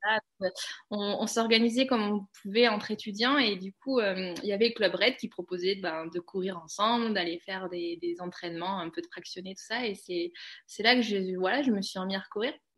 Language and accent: French; Cantal, Auvergne-Rhône-Alpes, France; moved away; also born or lived in Aveyron / Haute-Savoie; Je suis née dans le Cantal, hein, je suis pas née dans les Alpes